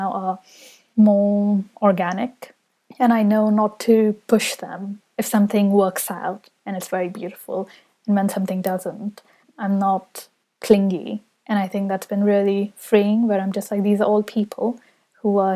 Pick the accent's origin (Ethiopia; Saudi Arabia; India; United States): Saudi Arabia; now in London, United Kingdom; when I was growing up in Saudi Arabia, London, where I live now